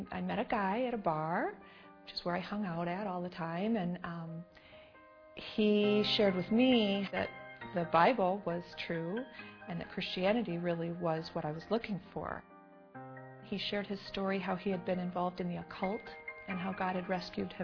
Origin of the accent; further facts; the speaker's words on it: Detroit, Michigan, United States; I grew up in Detroit in the 1970s.